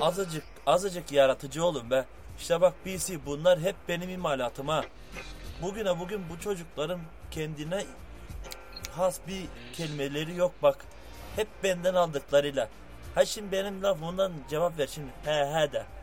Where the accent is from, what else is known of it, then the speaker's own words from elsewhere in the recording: Bulgaria; Bulgaristan'dayız oldu bitti. Muhaciriz be biz.